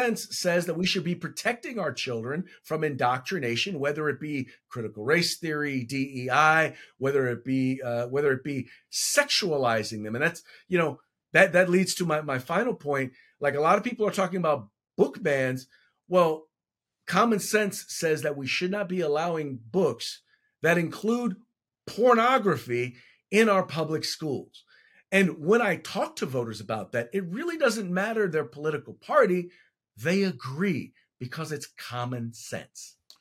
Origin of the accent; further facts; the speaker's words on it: Richmond, California, United States; also born or lived in Chico, California; I was born and raised in the San Francisco Bay Area in Richmond, California